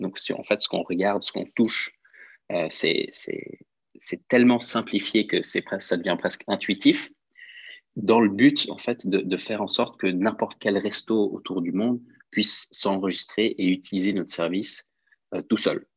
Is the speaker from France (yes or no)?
no; Switzerland; also born or lived in Lausanne / London; now in Geneva, Switzerland; je suis suisse-italien, j'ai 29 ans, j'habite à Genève.